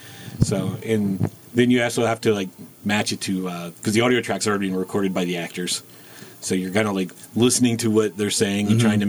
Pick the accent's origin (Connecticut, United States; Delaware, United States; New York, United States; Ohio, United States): Delaware, United States; Wilmington; I grew up on the East Coast in Delaware.